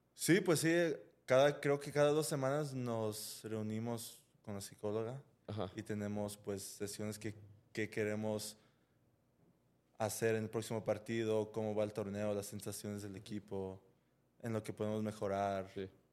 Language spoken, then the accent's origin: Spanish; Los Angeles, California, United States; now in Guadalajara, Mexico; en donde crecí, pues, en Los Ángeles